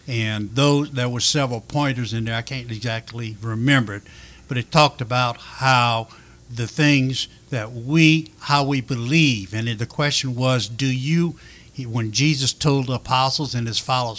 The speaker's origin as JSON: {"language": "English", "town": "Lafayette", "region": "Louisiana", "country": "United States", "tie": "born or raised there", "also_born_or_lived": "Mandeville, Louisiana", "moved": "as an adult", "said": "we moved to Mandeville from Lafayette because of my father's job"}